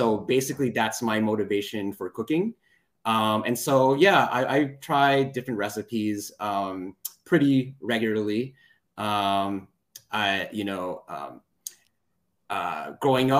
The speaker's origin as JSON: {"language": "English", "area": "just outside Detroit", "region": "Michigan", "country": "United States", "tie": "born or raised there", "also_born_or_lived": "Ann Arbor, Michigan", "moved": "as an adult", "lives_now": "Chicago, United States", "said": "I was born and raised just outside Detroit in the suburbs"}